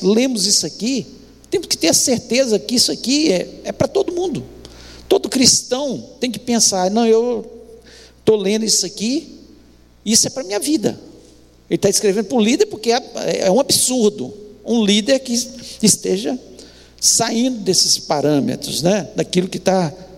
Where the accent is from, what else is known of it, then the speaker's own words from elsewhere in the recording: Brazil; Nós, como brasileiros, temos a mania de o jeitinho brasileiro